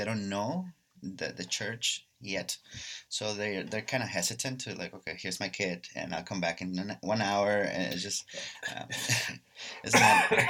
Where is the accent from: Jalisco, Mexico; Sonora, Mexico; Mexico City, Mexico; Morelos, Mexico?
Jalisco, Mexico; Guadalajara; now in United States; we're from Guadalajara, Mexico